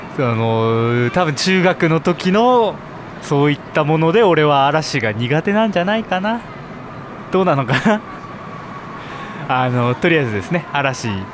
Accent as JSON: {"language": "Japanese", "town": "Sapporo", "region": "Hokkaido", "country": "Japan", "tie": "born or raised there", "said": "私生まれも育ちも札幌"}